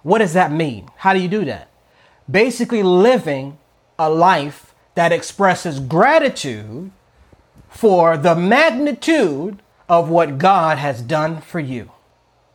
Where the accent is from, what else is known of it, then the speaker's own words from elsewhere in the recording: United States; I'm an American, but I'm a Christian first. Like, you know, I'm African-American